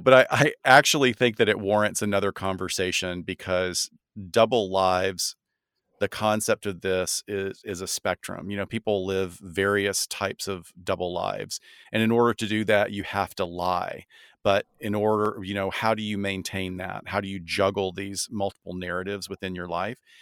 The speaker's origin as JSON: {"language": "English", "region": "the South", "country": "United States", "said": "I'm from the South"}